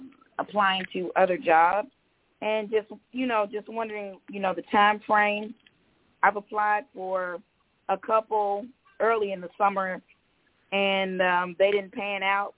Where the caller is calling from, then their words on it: Georgia, United States; I'm calling from Georgia.